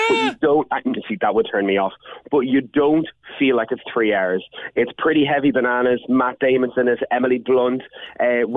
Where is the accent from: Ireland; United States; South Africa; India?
Ireland; being Irish